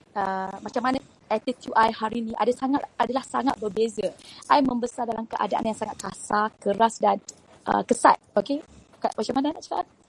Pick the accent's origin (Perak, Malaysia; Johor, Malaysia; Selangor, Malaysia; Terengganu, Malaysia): Terengganu, Malaysia; Besut; accent: Kelantan; moved away as an adult; now in Kuala Lumpur, Malaysia; I ni sebenarnya budak kampung daripada Terengganu, Besut Terengganu. Uh, kemudian datang ke KL masa umur rasanya fonsi 6 kot. Eh, no, no, uh, dajah 6, dajah 6. Dajah 6 and then duduk KL. Uh, tapi bahasa dan language I tu banyak bunyi Kelantan